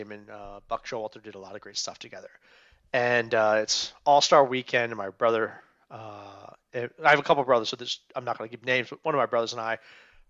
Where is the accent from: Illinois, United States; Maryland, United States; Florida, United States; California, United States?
Maryland, United States; Today, actually, I am a Maryland guy. I grew up in Montgomery County.